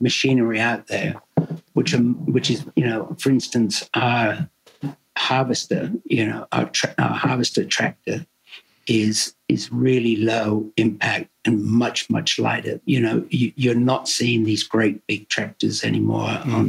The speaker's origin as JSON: {"language": "English", "area": "Devon", "region": "South West England", "country": "United Kingdom", "also_born_or_lived": "Melbourne, Australia", "moved": "yes", "lives_now": "Australia", "said": "I come from Devon originally and it's, you know, food is very important down there"}